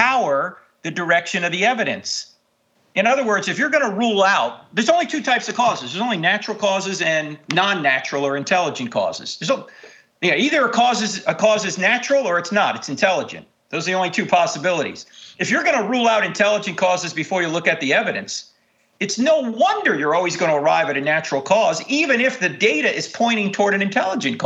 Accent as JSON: {"language": "English", "area": "Jersey Shore", "region": "New Jersey", "country": "United States", "tie": "born or raised there", "said": "I grew up on the Jersey Shore"}